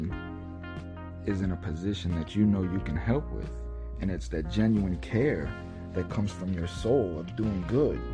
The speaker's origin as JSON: {"language": "English", "country": "United States", "said": "us as an American society"}